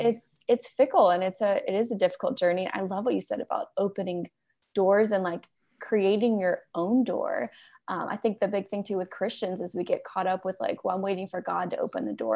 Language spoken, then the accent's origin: English; Alabama, United States; moved away; also born or lived in New York City; I grew up in Alabama